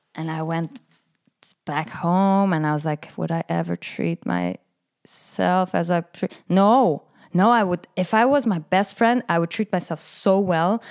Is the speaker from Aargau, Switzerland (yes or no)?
yes; Frick, Aargau, Switzerland; growing up in Frick in Canton Aargau, where I was the, I mean, for me, I was the only Arab